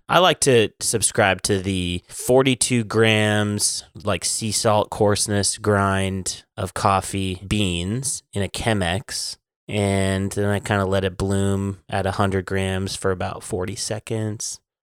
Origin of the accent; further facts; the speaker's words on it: Kalispell, Montana, United States; I am from Callis Bell, Montana